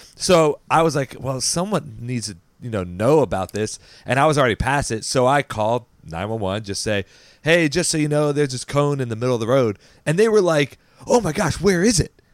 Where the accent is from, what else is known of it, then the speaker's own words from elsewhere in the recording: Baltimore County, Maryland, United States; we grew up in Baltimore County